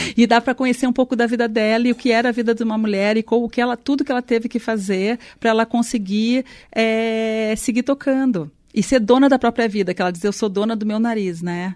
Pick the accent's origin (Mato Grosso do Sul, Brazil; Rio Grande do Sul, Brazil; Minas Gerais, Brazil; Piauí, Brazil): Mato Grosso do Sul, Brazil; now in São Paulo, Brazil; Eu sou de Mato Grosso do Sul